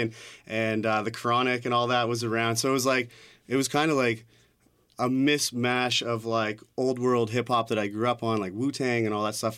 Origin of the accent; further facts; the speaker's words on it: Hamilton, Ontario, Canada; now in Toronto, Canada; I grew up in Hamilton